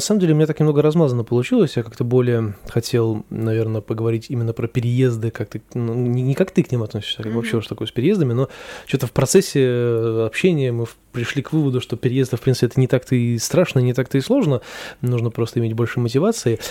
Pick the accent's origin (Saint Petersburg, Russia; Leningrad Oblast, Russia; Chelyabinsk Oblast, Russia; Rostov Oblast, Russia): Saint Petersburg, Russia; я считаю, что я из Петербурга